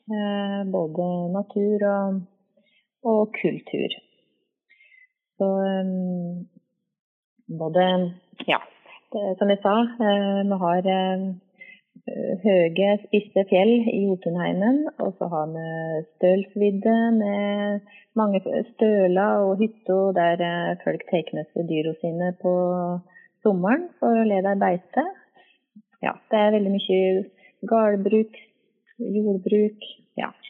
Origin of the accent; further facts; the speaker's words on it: Innlandet, Norway; accent: Valdres; now in Gjøvik, Norway; jeg er nok ikke like flink til å prate, prate Valdres når jeg bor her på Gjøvik